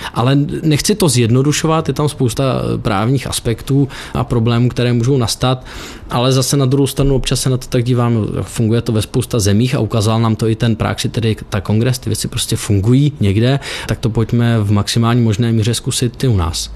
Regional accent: Czechia; jsme Češi

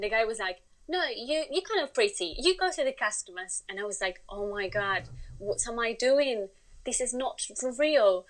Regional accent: Spain; English is a second language; moved away as an adult; now in United Kingdom; I'm originally from Spain.

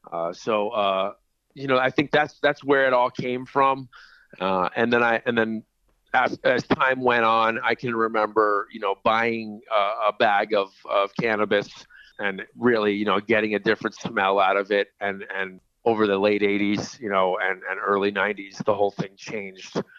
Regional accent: Miami, Florida, United States; Oh, I was born and raised down in uh, Miami, Florida, and um, you know, just uh, moved all over the United States.

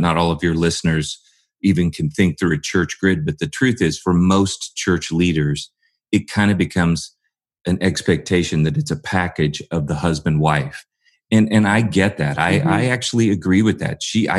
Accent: St. Louis, Missouri, United States; moved away; I'm from the St. Louis area

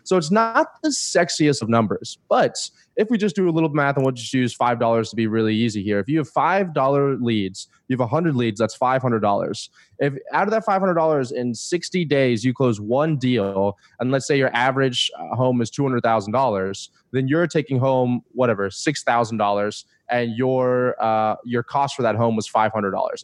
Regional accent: Florida, United States; moved away; I'm from Florida originally

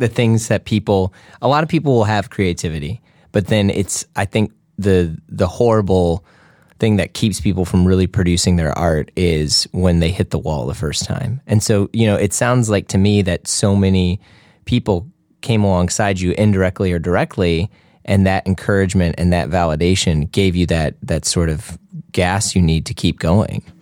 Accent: Midwest, United States; I'm from the Midwest

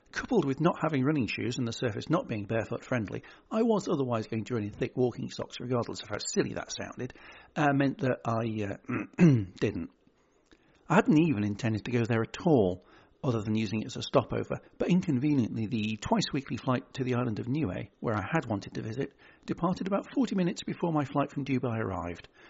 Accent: United Kingdom; also born or lived in Birmingham; I'm British

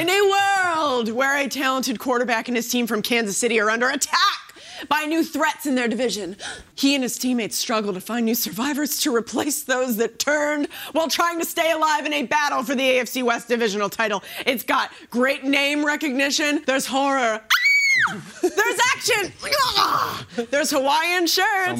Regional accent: Canada; moved away; I'm from Canada

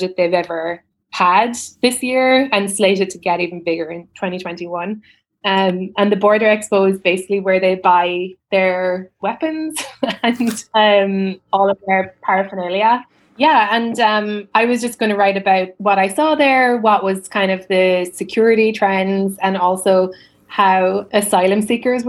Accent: Ireland; moved away as an adult; also born or lived in New York; I moved there 7 years ago in January, and I'm Irish.

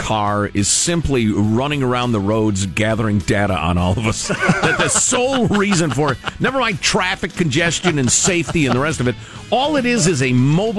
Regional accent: California, United States; my home state of California.

